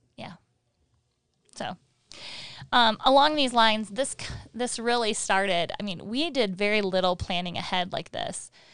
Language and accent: English; Michigan, United States; moved away as an adult; we're from Michigan and we had four seasons